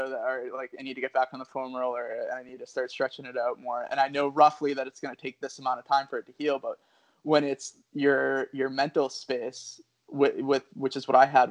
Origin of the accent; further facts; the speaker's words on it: New England, United States; growing up in New England